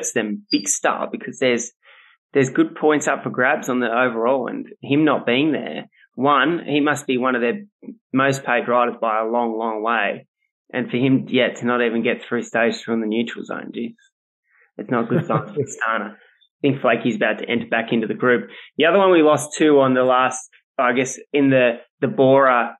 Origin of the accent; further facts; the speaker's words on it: Australia; as an Australian